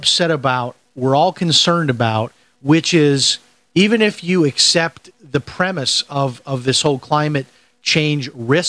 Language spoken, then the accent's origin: English; Chicago, Illinois, United States; growing up in the Chicago area, of course, I knew the name